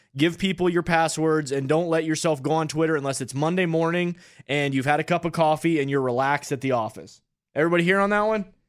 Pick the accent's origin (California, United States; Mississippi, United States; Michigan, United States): Michigan, United States; Upper Peninsula of; I'm a Midwesterner. I'm from that Upper Peninsula of Michigan